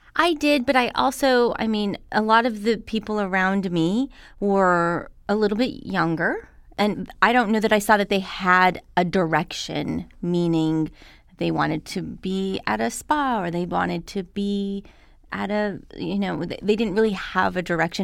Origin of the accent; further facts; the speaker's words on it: Albuquerque, New Mexico, United States; now in Los Angeles, United States; I came from Albuquerque, New Mexico.